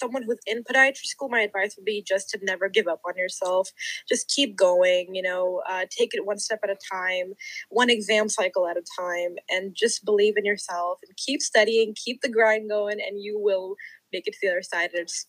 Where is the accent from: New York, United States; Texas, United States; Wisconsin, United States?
Texas, United States; Both of our families that are here. We both lived here forever. You know, I wasn't born here, but I've grown up here.